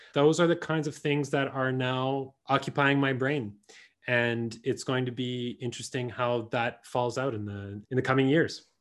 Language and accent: English; Winnipeg, Manitoba, Canada; our experience of grow-, growing up in the Franco-Manitoban community